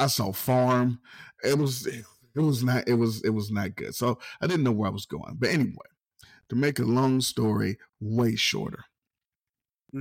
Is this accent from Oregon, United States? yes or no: no; Ohio, United States; moved away as an adult; also born or lived in Louisiana / Virginia; I'm from Ohio.